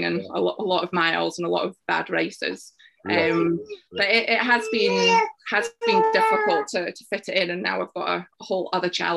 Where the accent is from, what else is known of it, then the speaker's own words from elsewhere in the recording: Isle of Arran, Scotland, United Kingdom; I grew up on the Isle of Arran, and every year they had a sports day with all the primary schools taking part in the summer.